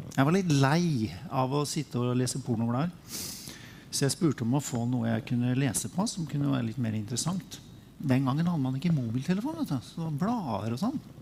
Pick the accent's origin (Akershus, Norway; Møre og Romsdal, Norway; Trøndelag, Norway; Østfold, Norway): Østfold, Norway; Sarpsborg; jeg er fra Sarpsborg